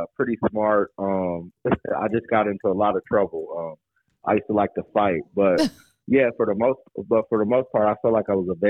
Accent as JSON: {"language": "English", "region": "Arizona", "country": "United States", "tie": "born or raised there", "said": "I'm checking in from Arizona. That's where I'm born and raised."}